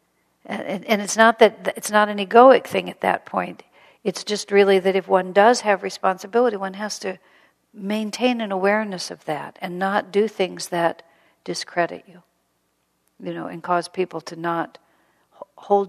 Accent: United States; also born or lived in El Paso, Texas; And I grew up in America.

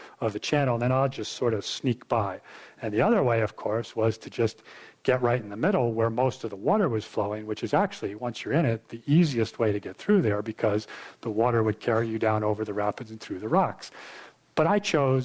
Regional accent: New York, United States; I grew up in New York State

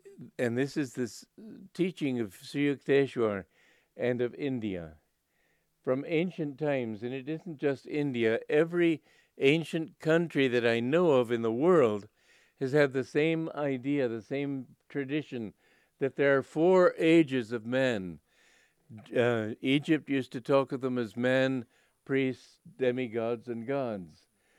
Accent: Romania; And I'm from Romania, but I don't.

